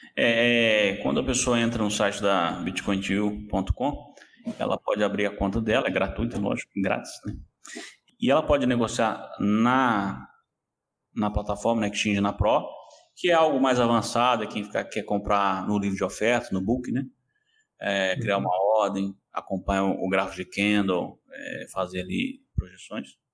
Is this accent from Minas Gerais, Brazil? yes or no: yes; Belo Horizonte, Minas Gerais, Brazil; moved away as an adult; also born or lived in Lisbon area, Portugal; now in Lisbon, Portugal; Eu sou, eu sou de Belo Horizonte, então sou de Minas Gerais, terra dos mineiros